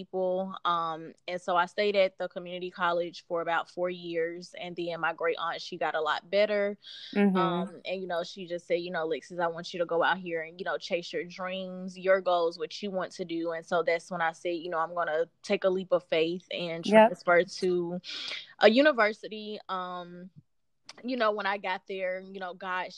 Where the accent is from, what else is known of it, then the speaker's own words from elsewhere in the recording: Chattanooga, Tennessee, United States; moved away as an adult; also born or lived in Murfreesboro, Tennessee; now in Nashville, United States; So I was born and raised in Chattanooga, grew up there, went to school there and everything